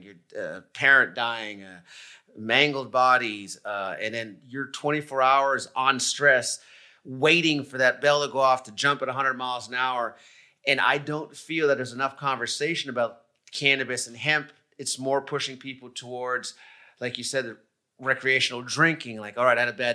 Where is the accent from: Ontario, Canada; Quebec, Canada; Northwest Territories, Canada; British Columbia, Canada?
Quebec, Canada; Montreal; moved away; I'm originally from Canada. I'm from Montreal